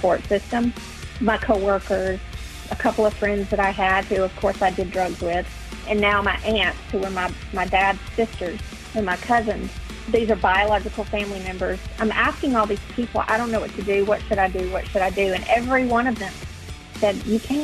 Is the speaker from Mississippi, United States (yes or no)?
no; Alabama, United States; moved away as an adult; now in Texas, United States; I'm in my hometown where I was born